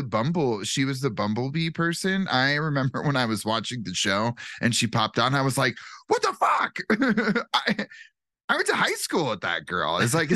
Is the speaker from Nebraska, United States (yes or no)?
yes; Wayne, Nebraska, United States; born or raised there